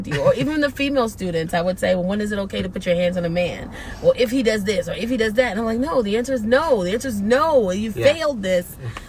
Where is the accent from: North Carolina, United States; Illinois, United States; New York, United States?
New York, United States; New York City; I grew up in the South Bronx in New York.